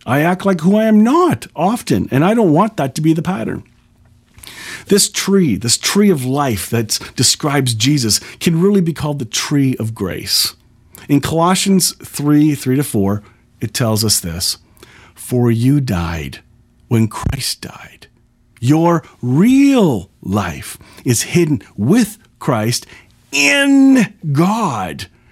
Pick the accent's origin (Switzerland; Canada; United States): Canada; I'm a Canadian